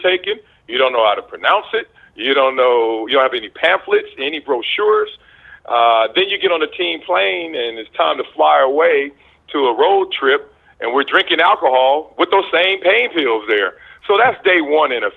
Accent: Compton, California, United States; moved away; my path of growing up in Compton around all the drugs and gangs and the poverty

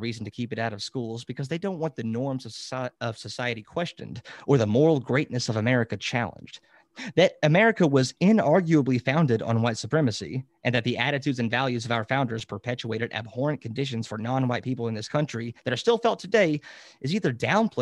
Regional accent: Kentucky, United States; In my home state of Kentucky

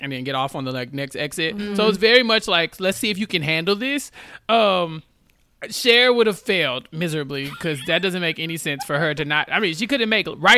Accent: Houston, Texas, United States; I grew up driving in Houston

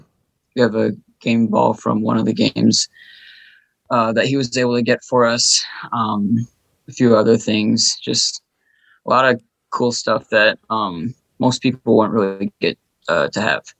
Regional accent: Minnesota, United States; I was born and raised in Minnesota

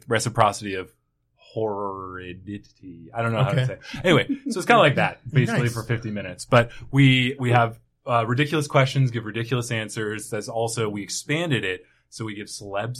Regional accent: Cottonwood, Arizona, United States; moved away; I was from Cottonwood, not Sedona.

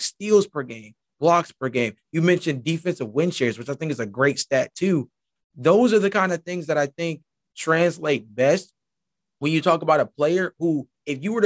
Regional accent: Georgia, United States; I was born in Georgia. I was born in Georgia

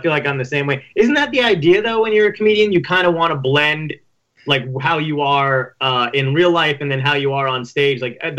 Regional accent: Toms River, New Jersey, United States; I grew up in Toms River

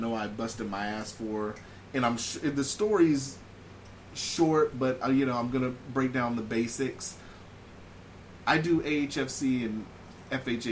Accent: California, United States; now in Alaska, United States; born and raised in California and then living here

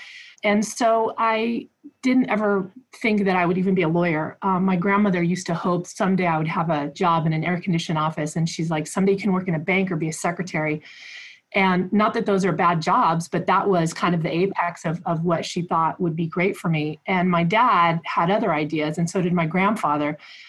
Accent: United States; born there; first language Spanish; English is a second language; So my dad was a farm worker who came here from Mexico about 15 years before I was born. And Spanish was my first language.

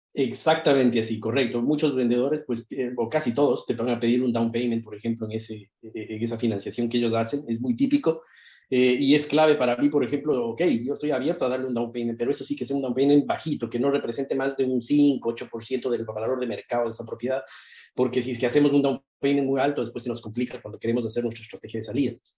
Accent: Ecuador; moved away as an adult; now in Miami, United States; soy originalmente de Ecuador, vivo acá en Estados Unidos nueve años aproximadamente, y em, en Miami, Florida

